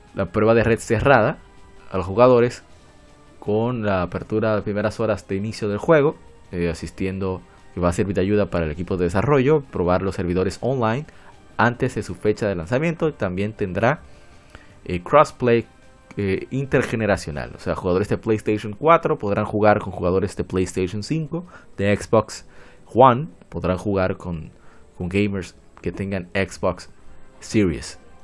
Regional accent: Dominican Republic; yo soy de República Dominicana

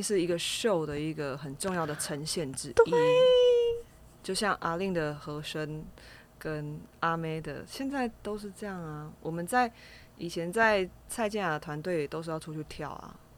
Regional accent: Kaohsiung, Taiwan; 我是高雄人

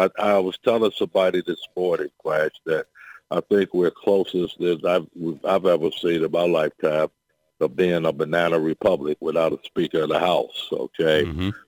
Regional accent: Chicago, Illinois, United States; I'm from Chicago

